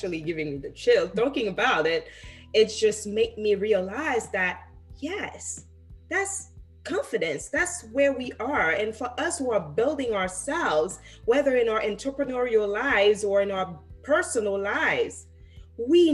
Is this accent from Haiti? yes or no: yes; Haiti; moved away; I grew up in Haiti